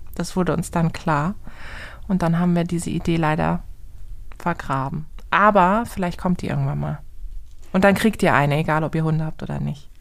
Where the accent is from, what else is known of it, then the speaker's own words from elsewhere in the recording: Karlsruhe, Baden-Württemberg, Germany; meine Mutter ist äh, die Person, die jeden in meiner Heimatstadt in Karlsruhe kennt